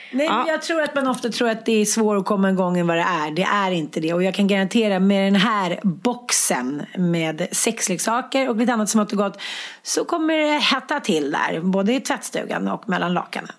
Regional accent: Stockholm, Stockholm County, Sweden; Jag är uppväxt i Farsta, eh, kallas för Knivfarsta

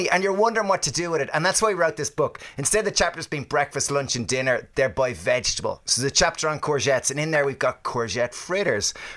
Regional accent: Ireland; we're Irish

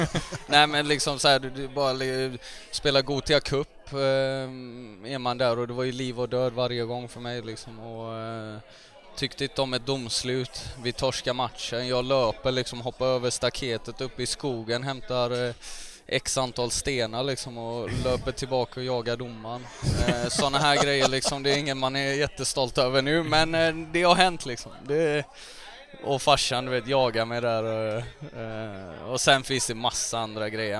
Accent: Gothenburg, Västra Götaland, Sweden; jag växte upp i Högsbohöjd. Det ligger eh, nära Frölunda kan man säga

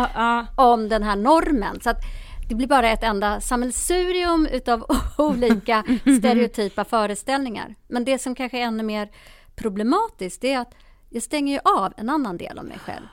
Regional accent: Sweden; also born or lived in Ethiopia; Jag är själv adopterad från Etiopien och kom hit som bebis 1971

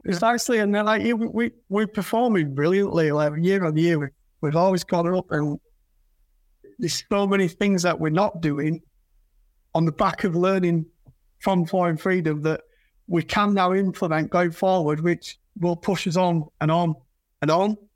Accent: Yorkshire and the Humber, United Kingdom; I'm from Yorkshire

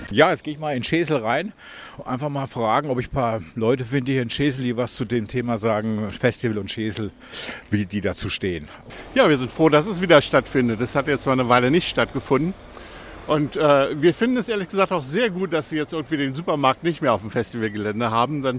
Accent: Tübingen, Baden-Württemberg, Germany; ich komme aus Tübingen, Baden-Württemberg.

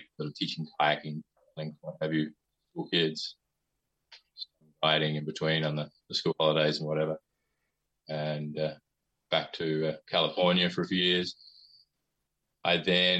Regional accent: Adelaide, South Australia, Australia; moved away as an adult; now in United States; I was born in Adelaide. I grew up there

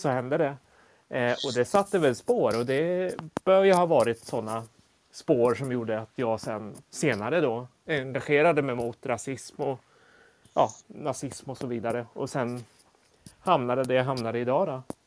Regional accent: Motala, Östergötland, Sweden; also born or lived in South Korea; jag är ju född i Sydkorea och adopterades till Sverige i början på 70-talet. Eh, och då var jag bara ja, sju, åtta månader gammal. Eh, och några år senare fick jag också en syster från Sydkorea, adopterad. Eh, och vi växte upp i en liten stad som heter Motala

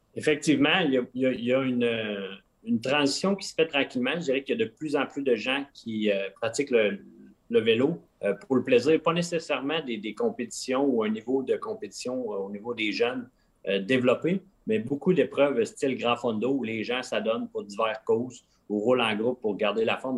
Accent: Quebec, Canada; moved away as an adult; au Québec, on est habitué à des grands espaces

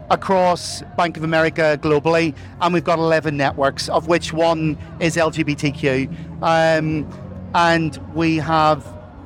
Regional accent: Ireland; accent: Irish; now in Chester, United Kingdom; I live in Chester, but I'm from Ireland. You probably hear from the accent. And I'm one of the regional leads here based in Chester for Bank of America.

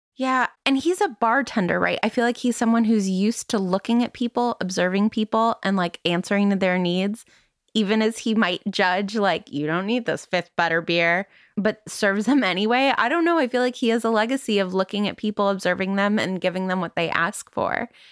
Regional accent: Van Nuys, California, United States; born in Van Nuys, California.

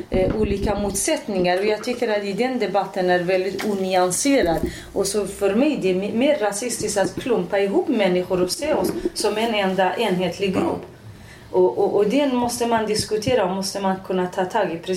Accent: Iranian Kurdistan, Iran; Swedish is a second language; also born or lived in Västerås, Sweden; now in Sweden; Ja, Kurdistan, Iran.

